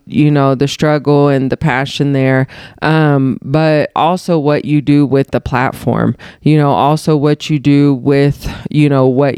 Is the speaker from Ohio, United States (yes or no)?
no; Wichita, Kansas, United States; moved away as an adult; also born or lived in Arkansas; now in Las Vegas, United States; grew up in Wichita, Kansas. That's where we are from.